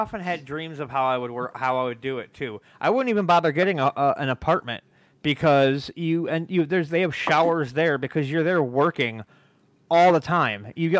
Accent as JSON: {"language": "English", "region": "Wisconsin", "country": "United States", "tie": "born or raised there", "said": "growing up in Wisconsin"}